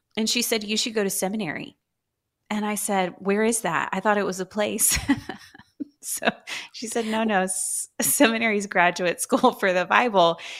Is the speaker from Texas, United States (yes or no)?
yes; Houston, Texas, United States; moved away as an adult; now in Dallas, United States; I'm a true Houstonian